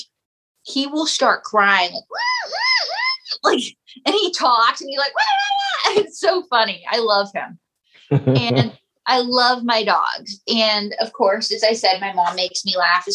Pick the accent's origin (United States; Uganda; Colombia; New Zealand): United States; Western Pennsylvania; I'm from Western Pennsylvania, where the area is known as quarterback cradle